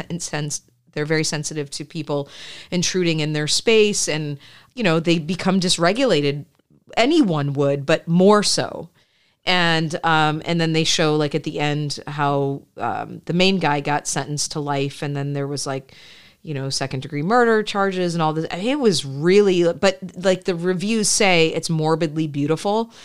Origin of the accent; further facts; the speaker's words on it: Midwest, United States; I grew up in the suburbs. Uh, I grew up in the Midwest